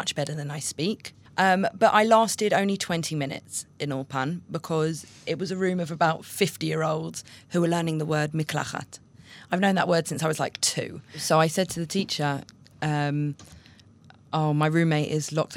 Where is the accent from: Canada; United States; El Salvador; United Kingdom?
United Kingdom; London; moved away as an adult; now in Israel; I came from London. I moved to Israel 4.5 years ago now.